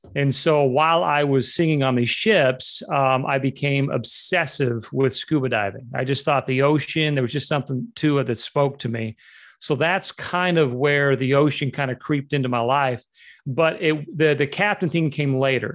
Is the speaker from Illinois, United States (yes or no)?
no; Utah, United States; moved away as an adult; also born or lived in Los Angeles / Southeast Florida; I was born and raised in Utah. Um, I moved to to Los Angeles to pursue the dream at age 18